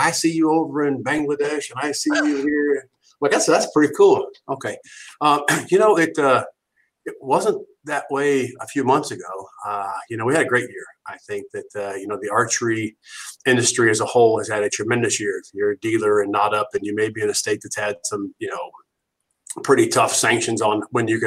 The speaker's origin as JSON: {"language": "English", "region": "Ohio", "country": "United States", "said": "I'm from Ohio"}